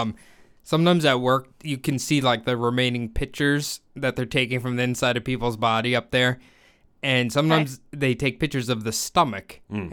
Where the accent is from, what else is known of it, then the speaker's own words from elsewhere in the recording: United States; being an American